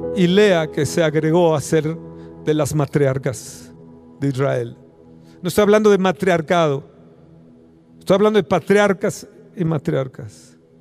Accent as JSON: {"language": "Spanish", "country": "Mexico"}